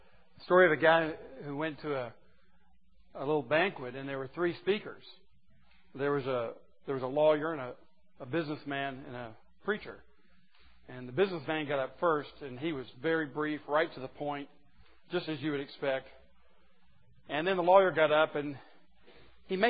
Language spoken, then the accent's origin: English; the South, United States; I was born in the South and raised in the South